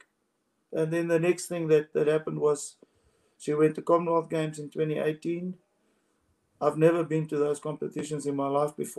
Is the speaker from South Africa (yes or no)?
yes; South Africa; in South Africa, we push our goals